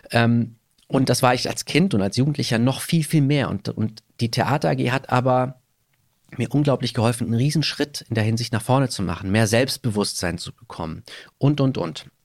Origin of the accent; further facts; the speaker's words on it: Baden-Württemberg, Germany; moved away; Tal. Das ist im Landkreis Konstanz. Ich bin sehr heimatverbunden. Dort liegt mein Herz, wird auf immer meine Heimat bleiben. Meine ganze Familie ist noch da.